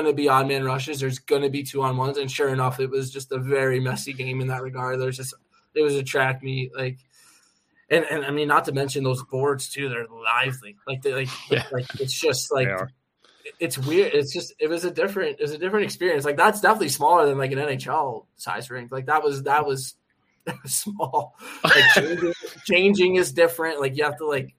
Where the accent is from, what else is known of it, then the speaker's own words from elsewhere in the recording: New Jersey, United States; also born or lived in Orlando; I'm from New Jersey, the state of New Jersey